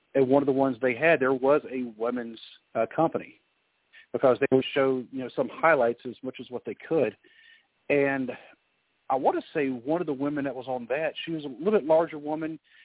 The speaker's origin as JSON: {"language": "English", "region": "North Carolina", "country": "United States", "tie": "born or raised there", "moved": "yes", "lives_now": "Ohio, United States", "said": "I grew up mostly in North Carolina"}